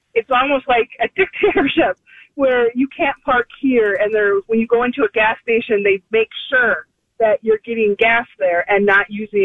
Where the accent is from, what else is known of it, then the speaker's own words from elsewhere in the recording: near Shakopee, Minnesota, United States; I grew up near Shakopee